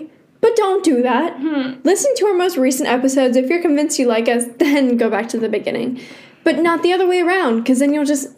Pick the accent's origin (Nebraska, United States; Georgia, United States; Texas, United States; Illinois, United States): Georgia, United States; Atlanta; Well, I was born in Atlanta.